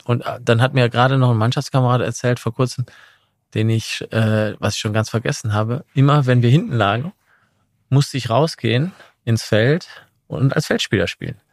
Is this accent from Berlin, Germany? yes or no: no; Essen, North Rhine-Westphalia, Germany; moved away as an adult; also born or lived in Milan / London; now in Munich, Germany; ich bin in Essen aufgewachsen, im Ruhrgebiet